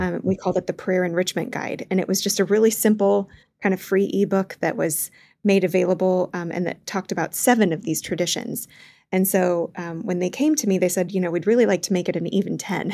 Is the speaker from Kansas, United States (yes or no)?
yes; Wichita, Kansas, United States; moved away; growing up in Wichita, Kansas